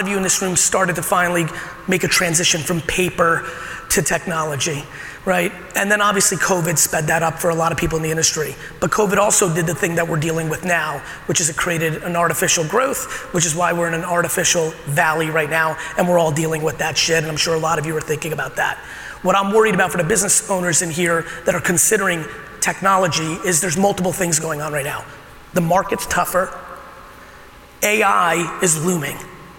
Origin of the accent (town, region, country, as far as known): Edison, New Jersey, United States; born or raised there; also born or lived in Soviet Union / Queens, New York